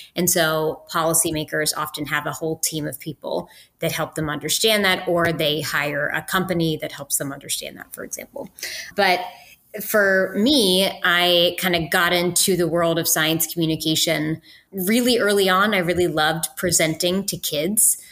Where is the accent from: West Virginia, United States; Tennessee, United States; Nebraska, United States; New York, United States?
West Virginia, United States; moved away as an adult; I went to West Virginia University because I'm from West Virginia